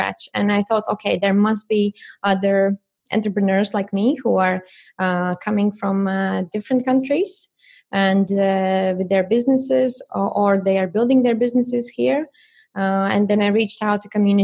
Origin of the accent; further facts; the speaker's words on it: Latvia; moved away as an adult; also born or lived in United Kingdom / Japan; now in Germany; I'm originally from Latvia